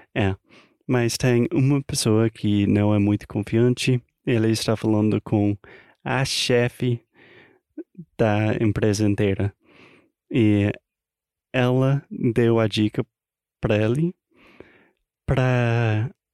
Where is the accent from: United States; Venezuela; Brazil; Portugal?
United States; Portuguese is a second language; americano, obviamente. Falante não nativo da língua portuguesa